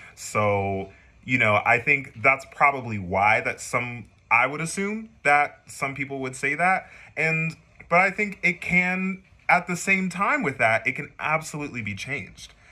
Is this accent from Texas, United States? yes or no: yes; San Antonio, Texas, United States; moved away; i am originally from San Antonio, Texas